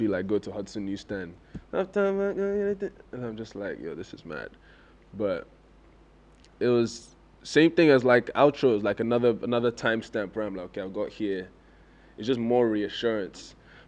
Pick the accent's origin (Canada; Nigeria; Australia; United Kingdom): Nigeria; accent: English; So as soon as that happened, it's always like, wait, who are, so where are you from? And I'm like, I'm Nigerian, I went to school in London.